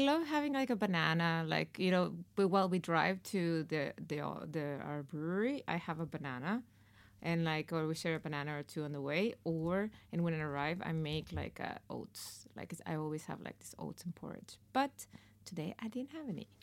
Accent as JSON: {"language": "English", "country": "Mexico", "moved": "yes", "said": "In Mexico, we have two, uh, last names"}